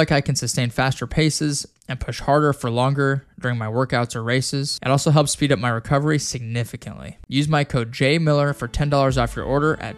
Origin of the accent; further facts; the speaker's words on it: Casper, Wyoming, United States; I remember growing up in Wyoming, like it seemed like every summer there was just like that apocalyptic smoke that would roll in from Canada or Montana, right?